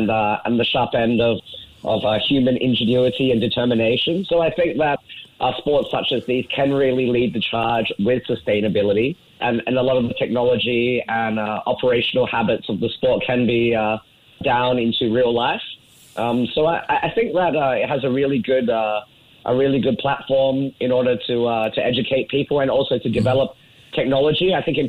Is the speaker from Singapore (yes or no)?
yes; Singapore; But the good thing about being Singaporean is Singapore very often do the thing that makes sense